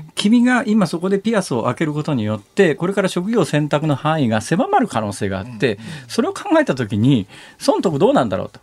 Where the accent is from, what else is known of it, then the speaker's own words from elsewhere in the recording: Iruma, Saitama, Japan; moved away; 育ったね、埼玉県の入間っていう